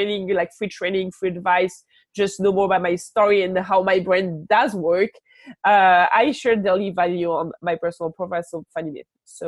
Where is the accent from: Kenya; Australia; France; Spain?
France; accent: French; English is a second language; Now I actually truly appreciate my French accent because it brings me clients.